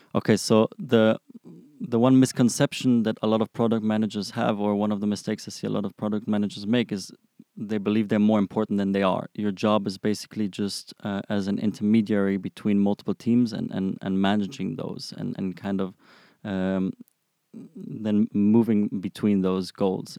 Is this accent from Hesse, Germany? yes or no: yes; Frankfurt, Hesse, Germany; moved away as an adult; now in Israel; I'm originally from Frankfurt, Germany. I came to Israel about six years ago